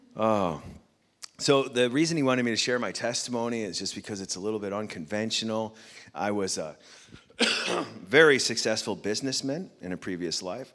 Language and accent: English; United States; I'm American, I have six children